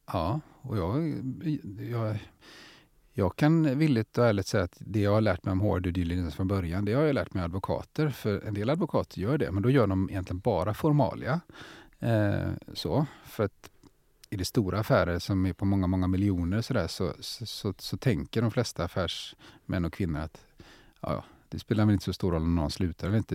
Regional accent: Gothenburg, Västra Götaland, Sweden; som göteborgare är jag också stolt

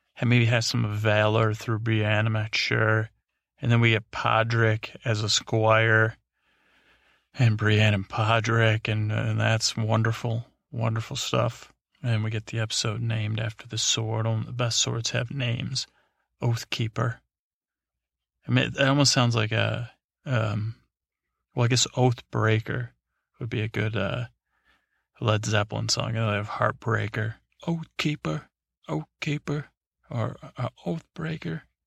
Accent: United States; I'm American

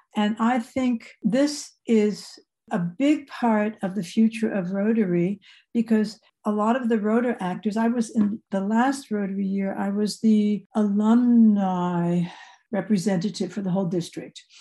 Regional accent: outside New York City, New Jersey, United States; moved away as an adult; also born or lived in Indiana; now in Germany; I grew up right outside of New York City, 25 miles mm-hmm. from New York

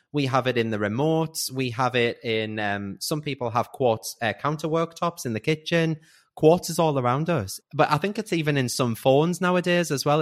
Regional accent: Newcastle upon Tyne, North East England, United Kingdom; I'm 35. I'm from Newcastle

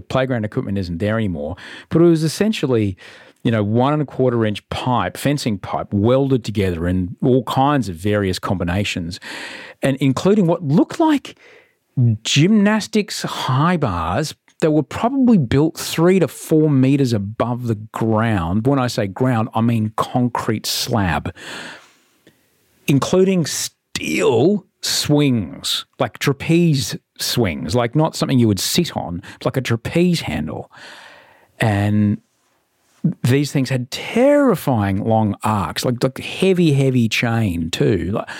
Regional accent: Brisbane, Queensland, Australia; I grew up in Brisbane, these things were terrifyingly hot to the touch.

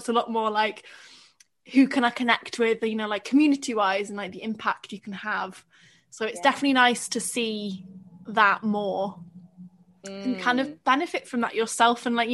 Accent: Welsh island, Wales, United Kingdom; I come from, like, a nice little chilled out Welsh island

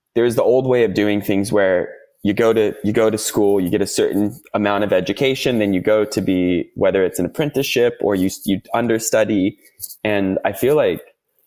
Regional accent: United States; accent: American; moved away as an adult; now in Australia; my American accent, I'm not from Australia

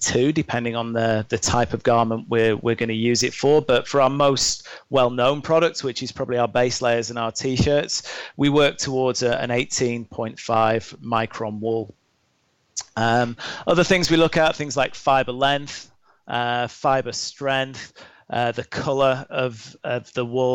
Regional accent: Lake District, North West England, United Kingdom; moved away as an adult; also born or lived in Australia; now in North America; I grew up in the Lake District in the UK, in a national park

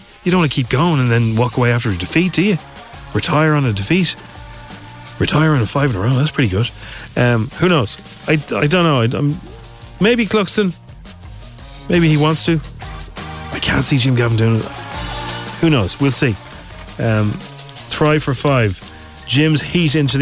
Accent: Ireland; I'm Irish

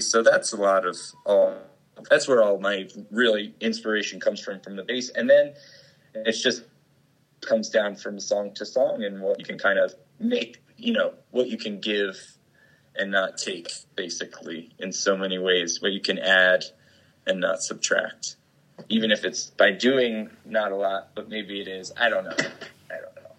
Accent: Lambertville, New Jersey, United States; moved away as an adult; also born or lived in Trenton, New Jersey / Ewing, New Jersey / Philadelphia, Pennsylvania / Joshua Tree, California; I was born in Trenton and uh, lived uh, outside of Trenton in mm. Ewing for a while, and then uh, moved to uh, like Lambertville, New Jersey. Jersey, outside of Lambertville for the majority of like my formative years

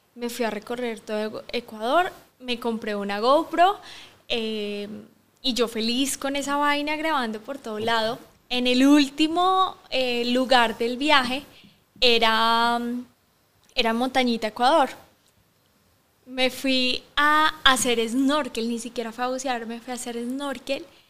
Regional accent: Bogotá, Colombia; moved away as an adult; also born or lived in Barcelona, Spain; now in Guatemala; soy colombiana de Bogotá

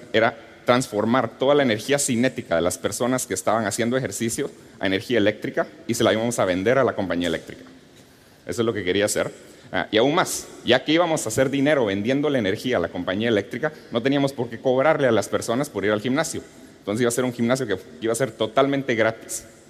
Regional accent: Guatemala; Cuando era niño, creciendo en Guatemala

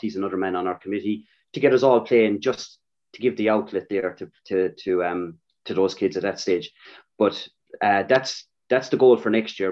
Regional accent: Ireland; moved away as an adult; also born or lived in Thurles; now in Melbourne, Australia; growing up in Ireland, uh, my dad is a massive GA follower

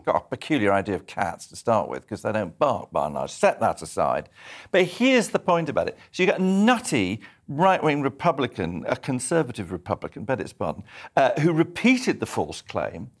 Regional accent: Edinburgh, Scotland, United Kingdom; moved away; I was brought up in Scotland, so in, on the other side of Scotland, on the east coast in Edinburgh.

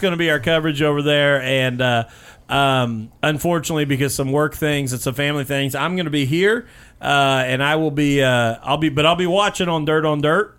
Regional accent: Bloomington, Indiana, United States; also born or lived in Brownstown, Indiana; I grew up in Bloomington, but now coming to Brownstown

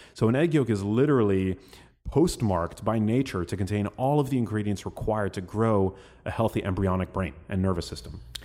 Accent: New York City, New York, United States; we are from New York City

